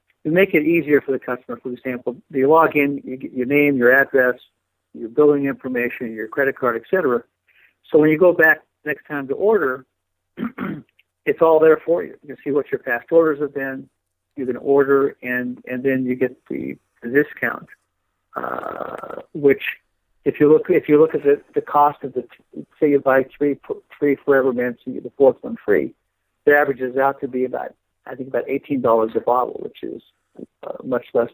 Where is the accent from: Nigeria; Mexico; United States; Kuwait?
United States; Bay Area, Northern California; I grew up in the Bay Area in Northern California